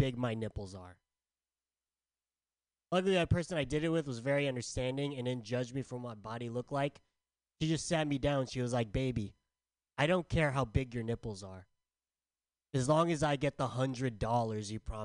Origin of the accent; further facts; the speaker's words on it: San Diego, California, United States; I'm from San Diego